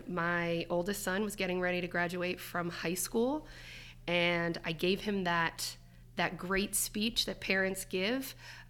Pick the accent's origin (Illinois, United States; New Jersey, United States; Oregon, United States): New Jersey, United States; Seaside Heights; I am originally from New Jersey.